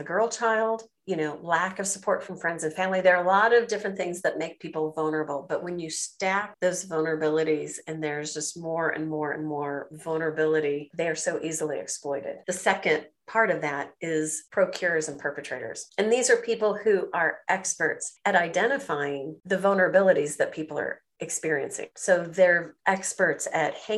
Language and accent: English; United States; moved away as an adult; also born or lived in China; I'm an American